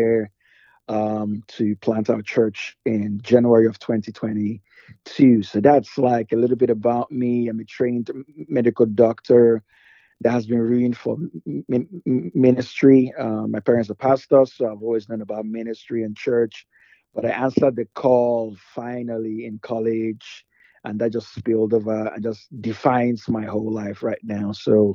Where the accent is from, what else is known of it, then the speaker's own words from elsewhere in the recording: Nigeria; moved away as an adult; now in Rockville, United States; I'm originally Nigerian